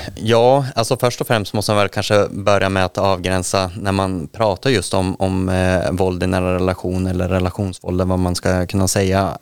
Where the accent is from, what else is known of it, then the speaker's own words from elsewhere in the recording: Västerbotten County, Sweden; jag är i Västerbotten. Sen är jag född i inlandet